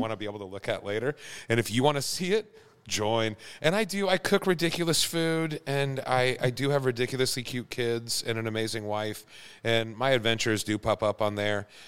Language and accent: English; Prairie Village, Kansas, United States; also born or lived in Wisconsin / Duluth; I grew up in Prairie Village, Kansas